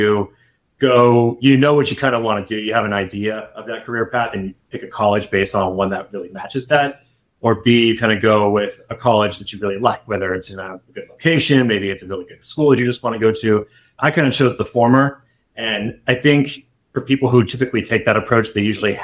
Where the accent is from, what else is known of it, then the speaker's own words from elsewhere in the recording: San Diego, California, United States; now in Bay Area, United States; I originally grew up and born and raised in San Diego.